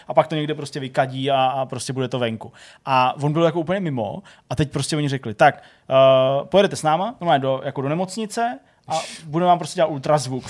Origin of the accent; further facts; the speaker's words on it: Czechia; u nás v Čechách, nebo v Česku